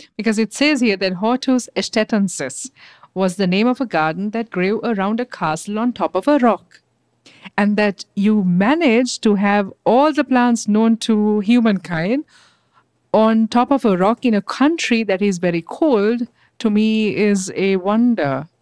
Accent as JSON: {"language": "English", "town": "Gießen", "region": "Hesse", "country": "Germany", "said": "I'm from Gießen in Germany, in Hessen."}